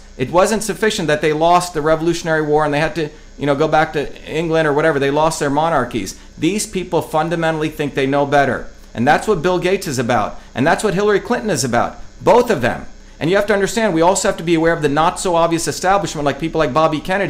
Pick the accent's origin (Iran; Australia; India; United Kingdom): India; now in United States; growing up in India